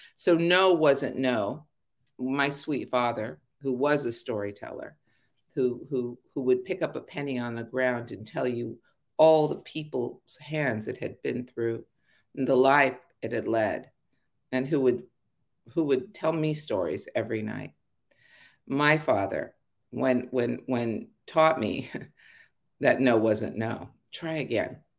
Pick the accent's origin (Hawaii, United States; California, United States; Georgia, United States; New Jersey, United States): California, United States; Los Angeles; also born or lived in Arleta / Sepulveda / Northridge; I was born in Pacoima